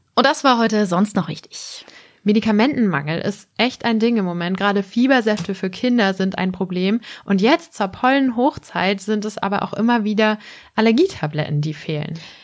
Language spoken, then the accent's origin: German; Germany; ich komme aus der Nähe von Bremen, da wird Becks ja gebraut